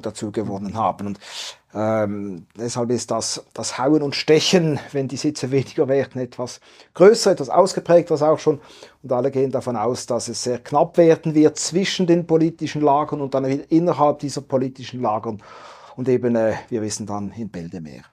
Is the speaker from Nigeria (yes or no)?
no; Basel, Basel-Stadt, Switzerland; Basel tickt anders, war ja mal ein offizieller Slogan meiner Heimatstadt